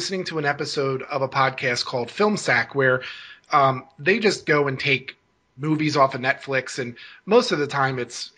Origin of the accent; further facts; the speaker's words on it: Pennsylvania, United States; moved away; also born or lived in Maine; I relocated with my family from Maine back to Pennsylvania, where I was originally from